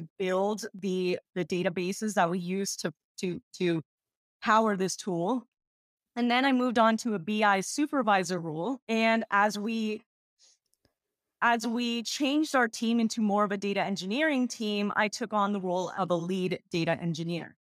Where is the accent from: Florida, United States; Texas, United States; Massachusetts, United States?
Texas, United States; I was born and raised in Texas, and I'm a first gen Ecuadorian American